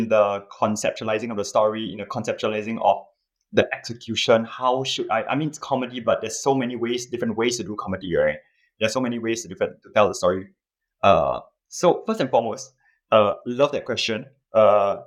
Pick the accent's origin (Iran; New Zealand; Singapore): Singapore; I'm a Singaporean. I live in Singapore